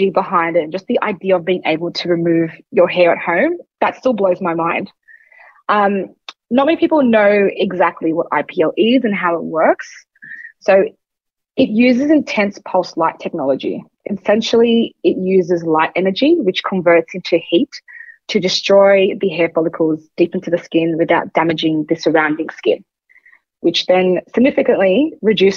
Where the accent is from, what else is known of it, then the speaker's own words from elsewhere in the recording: Sydney, New South Wales, Australia; I am from Sydney